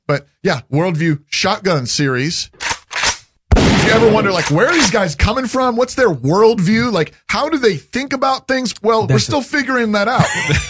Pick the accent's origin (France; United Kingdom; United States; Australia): United States; Alaska; You know I'm from Alaska.